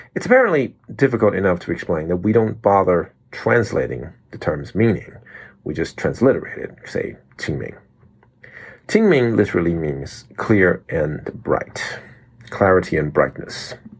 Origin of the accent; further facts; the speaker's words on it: Taiwan; we all had to learn as kids growing up in Taiwan